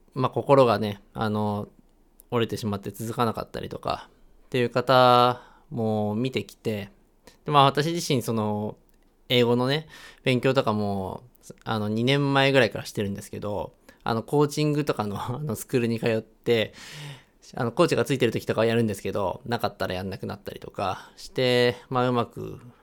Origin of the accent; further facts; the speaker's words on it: Chiba, Japan; moved away as an adult; now in Hiroshima, Japan; 千葉で育ったんですけれども、今は、あの、広島に